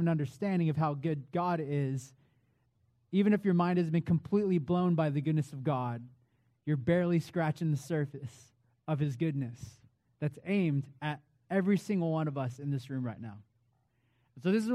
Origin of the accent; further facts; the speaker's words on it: Vancouver, Washington, United States; moved away as an adult; also born or lived in Nashville, Tennessee; now in Boise, United States; I hail from Boise, Idaho. Not originally, though. I'm originally from Vancouver, Washington